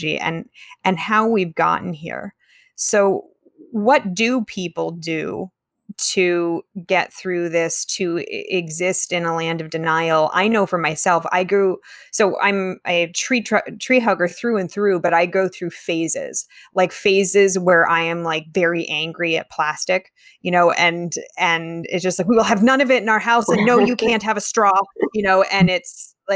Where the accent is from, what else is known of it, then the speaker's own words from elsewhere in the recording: California, United States; growing up in Tahoe, growing up in the mountains where the threat of wildfire was very real at all times